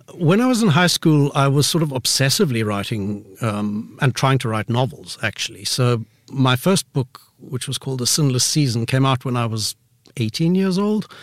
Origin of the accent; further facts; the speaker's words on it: Pretoria, Gauteng, South Africa; I grew up in Pretoria, which, um, you know, is South Africa's capital city up north